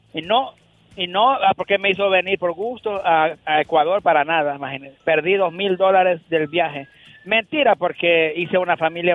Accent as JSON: {"language": "Spanish", "country": "El Salvador", "also_born_or_lived": "Quebec, Canada", "moved": "yes", "lives_now": "Montreal, Canada", "said": "Nosotros somos originarios de El Salvador y vivimos en Canadá, Quebec"}